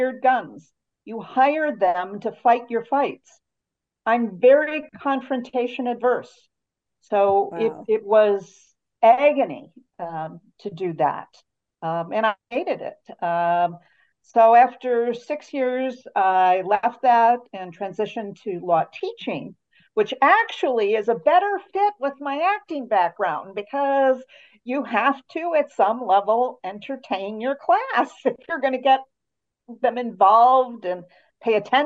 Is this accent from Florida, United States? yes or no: no; Chicago, Illinois, United States; moved away as an adult; also born or lived in Wisconsin; now in Utah, United States; I was born in Chicago, Illinois, and grew up in the suburbs of Chicago